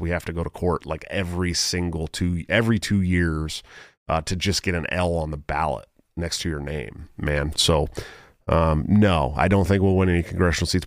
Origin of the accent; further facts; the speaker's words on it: California, United States; I grew up in California